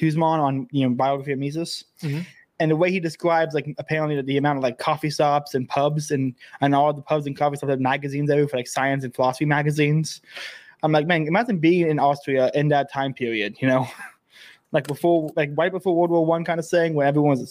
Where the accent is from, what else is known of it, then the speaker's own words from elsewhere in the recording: United States; As an American who's never left America.